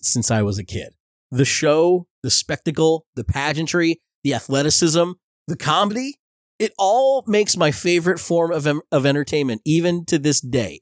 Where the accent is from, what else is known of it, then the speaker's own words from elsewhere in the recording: Belleville, New Jersey, United States; I grew up in Belleville, New Jersey